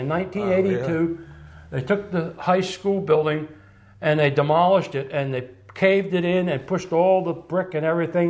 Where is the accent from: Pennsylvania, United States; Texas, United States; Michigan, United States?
Pennsylvania, United States; Spring City; I'm from Spring City. I live in Spring City.